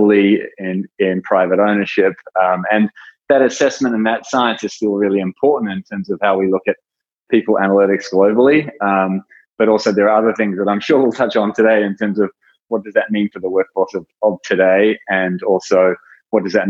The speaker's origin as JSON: {"language": "English", "country": "New Zealand", "tie": "born or raised there", "also_born_or_lived": "Australia", "moved": "yes", "lives_now": "San Francisco Bay Area, United States", "said": "I was born in New Zealand, worked in Australia, now living in the San Francisco Bay Area."}